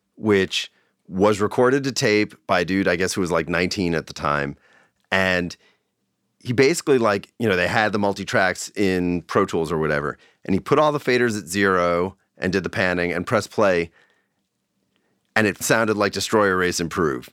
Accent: Long Island, New York, United States; now in Bay Area, United States; where I grew up in Long Island

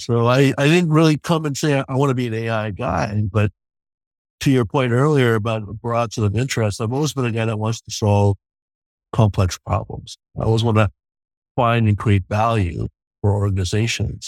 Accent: New York, United States; moved away; also born or lived in Ningbo, China; I'm a kid from New York

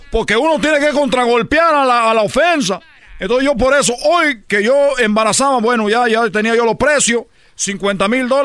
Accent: Cuba; now in Mexico; He lo escuchado, desde que yo llegué de Cuba, en lo que he oído aquí de un mexicano es el peor enemigo de un mexicano.

